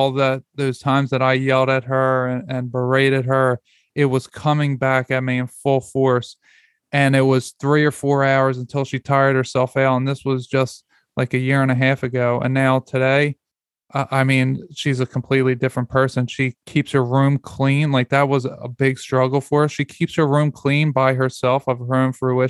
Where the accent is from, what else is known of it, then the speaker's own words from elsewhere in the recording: Philadelphia, Pennsylvania, United States; moved away as an adult; now in Georgia, United States; we live in Georgia. We moved 750 miles away from Philadelphia, where we're from